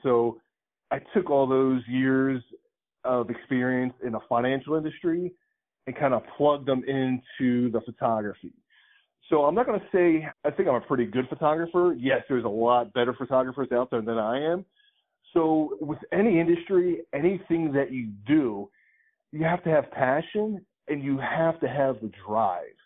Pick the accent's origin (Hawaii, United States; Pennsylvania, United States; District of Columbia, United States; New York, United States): Pennsylvania, United States; Philadelphia; moved away; also born or lived in Boca Raton, Florida; I was born and raised in Philadelphia